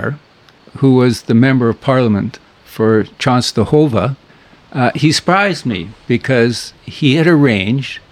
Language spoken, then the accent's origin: English; Edmonton, Alberta, Canada; moved away as an adult; now in Powell River, Canada; I grew up in Edmonton